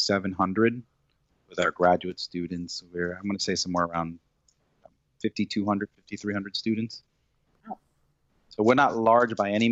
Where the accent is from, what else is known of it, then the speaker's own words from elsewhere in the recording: Holyoke, Massachusetts, United States; also born or lived in Puerto Rico / Westfield, Massachusetts; I was brought to Massachusetts from Puerto Rico as a young child. Mm-hmm. And we came to Western Massachusetts, to the city of Holyoke.